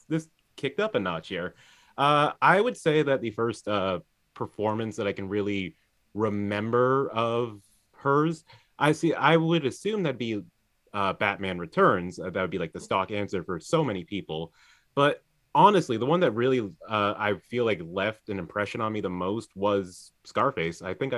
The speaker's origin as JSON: {"language": "English", "country": "United Kingdom", "accent": "British", "said": "I was able to really flatten my British accent for you, so you had no idea, but I can see that you were incredibly charmed."}